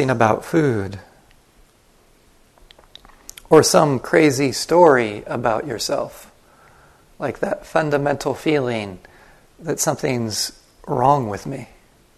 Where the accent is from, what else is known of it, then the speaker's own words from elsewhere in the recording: United States; first language English; I grew up in the United States. My first language is English